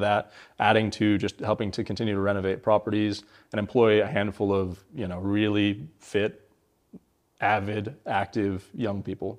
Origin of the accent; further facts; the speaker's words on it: Gig Harbor, Washington, United States; also born or lived in Tacoma, Washington; I grew up in Gig Harbor.